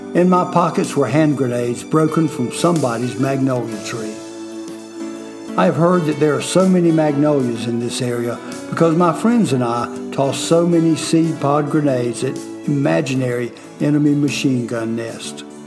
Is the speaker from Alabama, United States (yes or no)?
no; Fort Mill, South Carolina, United States